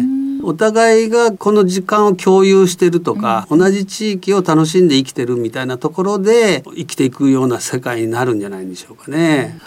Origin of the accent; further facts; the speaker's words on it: Yame, Fukuoka, Japan; moved away; also born or lived in Kitakyushu / Kagoshima Prefecture; 出身はあの福岡県の南の方の八女地方というところの出身